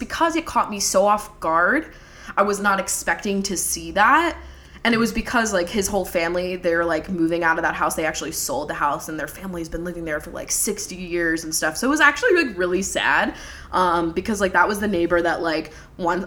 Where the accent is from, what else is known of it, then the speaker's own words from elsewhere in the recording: Levittown, Pennsylvania, United States; I grew up in Levittown, PA.